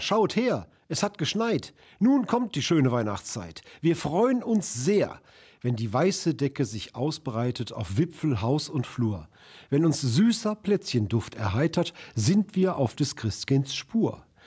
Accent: Duisburg, North Rhine-Westphalia, Germany; ich äh, aus Rheinhausen stamme

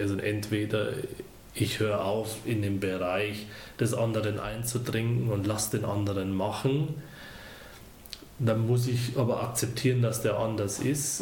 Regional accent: Deggendorf, Bavaria, Germany; moved away as an adult; also born or lived in Ostwestfalen; now in Gütersloh, Germany; wie man es hört, bin ich nicht von hier. Ich komme gebürtig aus Bayern.

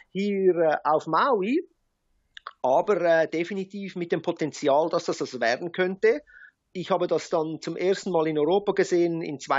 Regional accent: Zurich, Switzerland; now in Hawaii, United States; ich bin gebürtiger Schweizer äh, aus Zürich.

